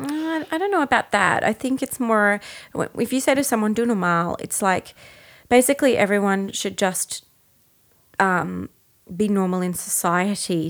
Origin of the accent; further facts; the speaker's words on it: Brisbane, Queensland, Australia; I'm from Brisbane